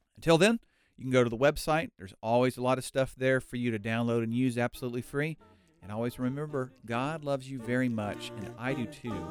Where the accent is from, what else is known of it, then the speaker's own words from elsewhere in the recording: United States; moved away as an adult; also born or lived in Cambodia; I'm an American